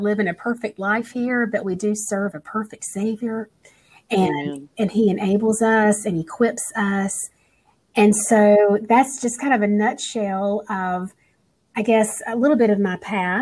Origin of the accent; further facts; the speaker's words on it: North Carolina, United States; I'm from North Carolina